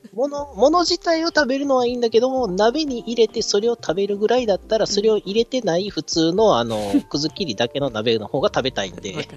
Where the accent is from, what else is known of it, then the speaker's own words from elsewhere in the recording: Awaji Island, Hyogo, Japan; moved away; うちの実家でも、淡路の3年トラフグとか売ってます